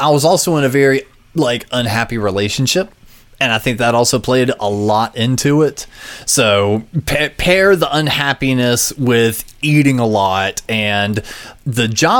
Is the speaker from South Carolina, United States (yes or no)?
yes; Gaffney, South Carolina, United States; I grew up in Gaffney, South Carolina